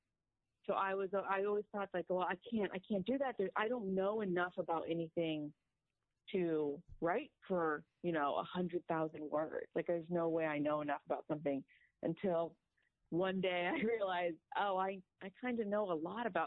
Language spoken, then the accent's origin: English; Northern California, United States; now in Los Angeles, United States; I'm from Northern California, which is like a different state than Southern California